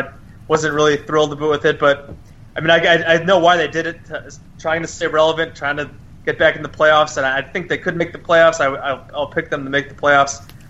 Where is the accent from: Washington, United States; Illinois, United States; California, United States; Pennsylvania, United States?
Illinois, United States; Elmhurst; Yeah, so I grew up in the Chicago area. I grew up in the suburb of Elmhurst